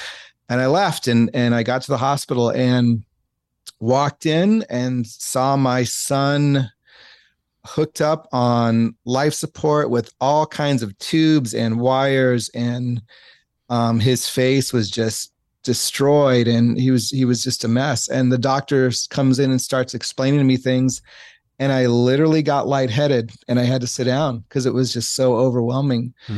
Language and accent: English; San Diego, California, United States; Yeah. I grew up right off of Home Avenue.